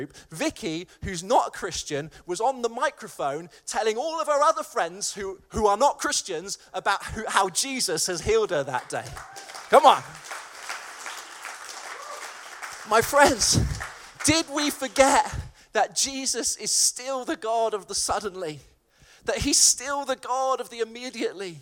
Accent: Malvern, West Midlands, United Kingdom; my hometown of Malvern

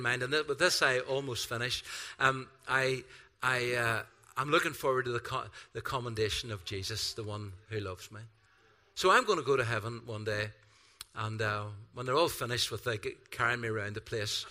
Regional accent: Ireland; I'm Irish

